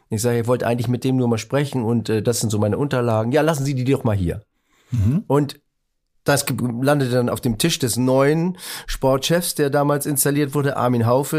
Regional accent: Northern Germany, Germany; moved away as an adult; also born or lived in Baden-Baden; ich war Norddeutscher

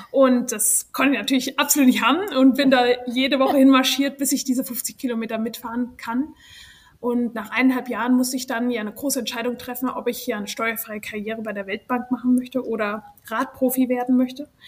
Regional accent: Germany; moved away as an adult; now in United States; also ich bin ursprünglich aus Deutschland, bin aber nach dem Abitur in die USA gezogen.

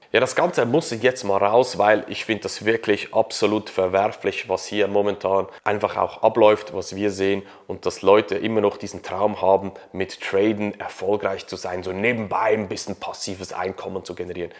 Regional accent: Switzerland; bei uns in der Schweiz

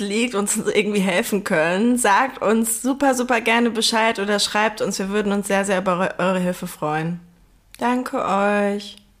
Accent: near Duisburg, North Rhine-Westphalia, Germany; ich komme aus, aus der Nähe von Duisburg

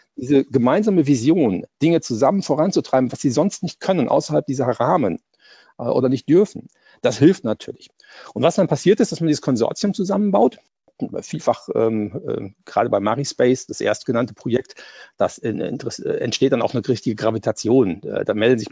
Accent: Germany; als Europäer und als Deutsche

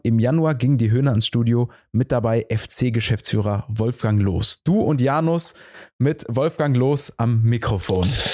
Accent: Cologne, North Rhine-Westphalia, Germany; selbst als Kölner

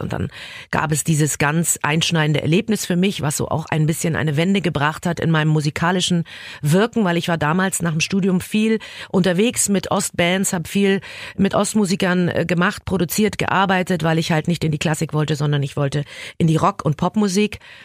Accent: Berlin, Germany; ich verlasse jetzt mein Heimatland und meine Heimatstadt

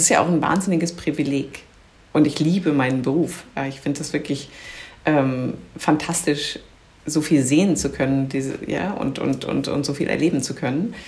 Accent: Bamberg, Bavaria, Germany; moved away as an adult; now in London, United Kingdom; Ich bin in Deutschland aufgewachsen und ähm, habe die japanische Küche vor allem über meinen Vater kennengelernt, der ist Japaner und ähm, hat dann eben auch in Bamberg, wo ich aufgewachsen bin

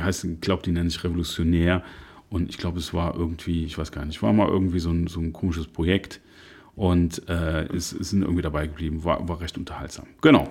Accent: Cologne, North Rhine-Westphalia, Germany; als gebürtiger Nippes

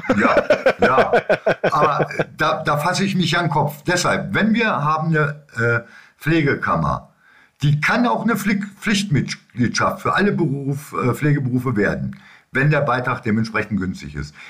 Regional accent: Lower Saxony, Germany; bei uns in Niedersachsen

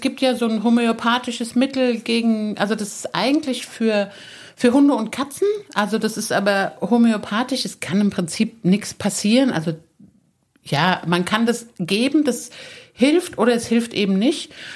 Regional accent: Saarland, Germany; moved away; Ich bin ja im Saarland aufgewachsen, ich bin da geboren

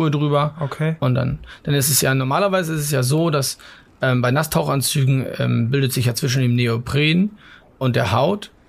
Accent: Mecklenburg-Vorpommern, Germany; ich bin an der Ostsee aufgewachsen, komme aus Mecklenburg in der Nähe von Greifswald

